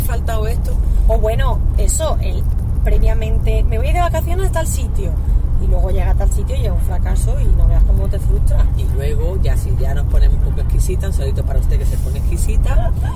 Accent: Andalusia, Spain; also born or lived in El Salvador; now in Madrid, Spain; aparte de ser andaluza, que eso ya me hace estar en mi tierra

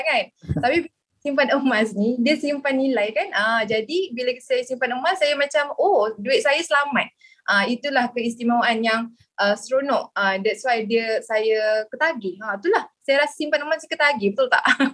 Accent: Kuala Lumpur, Malaysia; saya berasal dari Kuala Lumpur

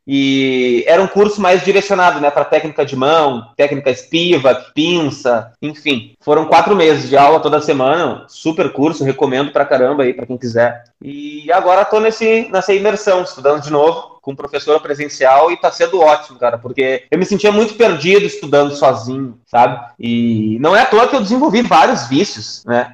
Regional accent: Porto Alegre, Rio Grande do Sul, Brazil; Porque é minha cidade natal

